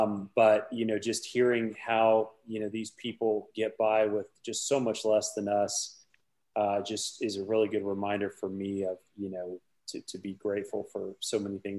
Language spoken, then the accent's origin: English; United States